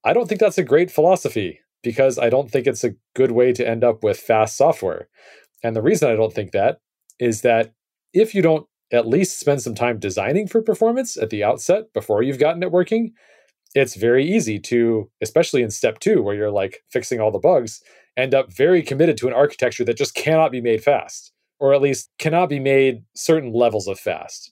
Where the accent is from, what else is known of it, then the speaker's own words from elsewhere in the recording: United States; as an American